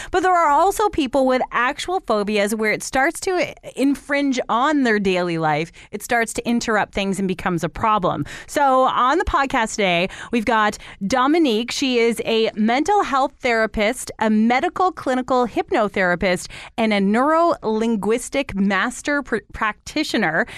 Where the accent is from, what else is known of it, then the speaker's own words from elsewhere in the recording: Toronto, Ontario, Canada; now in London, Canada; I grew up in Toronto, well, just outside of it.